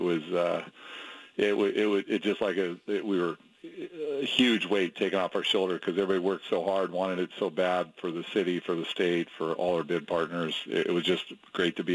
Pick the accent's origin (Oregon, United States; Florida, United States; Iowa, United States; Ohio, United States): Oregon, United States; Portland; I'm from Portland